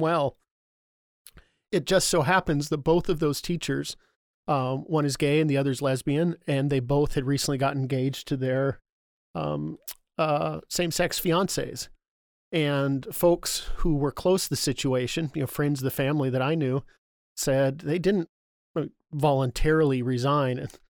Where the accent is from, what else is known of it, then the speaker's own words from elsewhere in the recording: Burien, Washington, United States; I grew up down in Burien